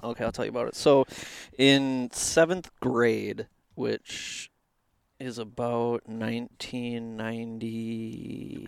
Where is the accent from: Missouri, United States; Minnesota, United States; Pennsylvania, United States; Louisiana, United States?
Minnesota, United States; Anoka; I'm from Anoka, and I went to Fredmore